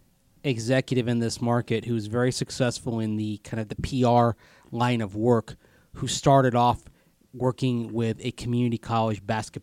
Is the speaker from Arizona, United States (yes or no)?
yes; Arizona, United States; Zach, I grew up in Southern Arizona and went like 4 straight years without wearing pants.